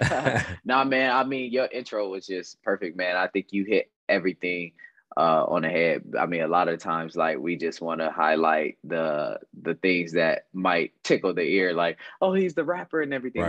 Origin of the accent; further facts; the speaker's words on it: Dayton, Ohio, United States; I'm from Dayton, Ohio. Uh, I uh, grew up on the west side of Dayton